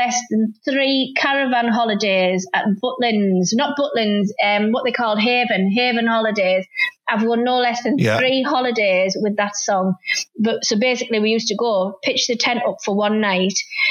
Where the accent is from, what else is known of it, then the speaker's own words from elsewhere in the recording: Middlesbrough, North East England, United Kingdom; I went to school right next to the old Borough ground. Because I grew up on Parliament Road